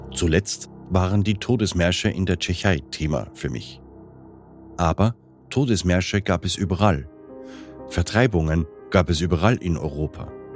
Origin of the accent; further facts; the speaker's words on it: Austria; Als Österreicher betrifft mich das besonders